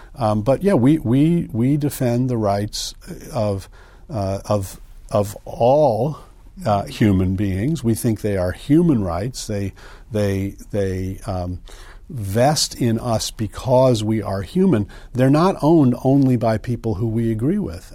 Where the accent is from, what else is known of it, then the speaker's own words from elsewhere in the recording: United States; moved away as an adult; also born or lived in Princeton, New Jersey / New Haven, Connecticut / Evanston, Illinois / East Coast; I was born in Princeton, uh, raised outside of New Haven, Connecticut, and then in Evanston, Illinois, uh, but I've been on the East Coast ever since college.